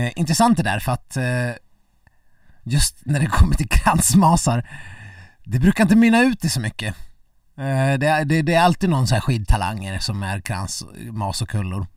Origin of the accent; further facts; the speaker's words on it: Dalarna County, Sweden; jag, som eh, äkta mas